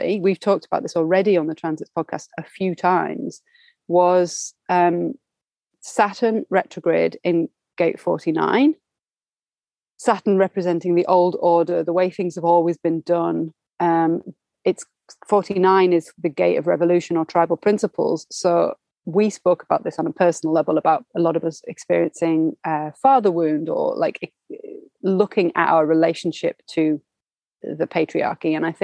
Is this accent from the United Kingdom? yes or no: yes; United Kingdom; we in the UK